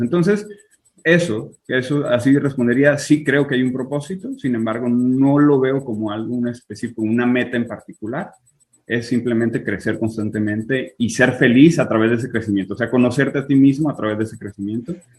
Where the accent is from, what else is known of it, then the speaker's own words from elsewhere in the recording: Tijuana, Baja California, Mexico; moved away as an adult; also born or lived in Culiacán, Sinaloa / Fresno, California; now in Israel; a los dos años me fui a Tijuana, entonces viví 25 años por allá